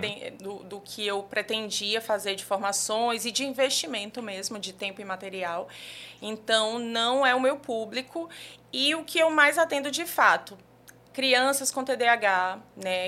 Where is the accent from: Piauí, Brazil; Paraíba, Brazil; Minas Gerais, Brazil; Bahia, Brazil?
Paraíba, Brazil; João Pessoa; moved away as an adult; also born or lived in Brasília; now in João Pessoa, Brazil; sou daqui de João Pessoa mesmo. É, morei aqui até mais ou menos os 18 anos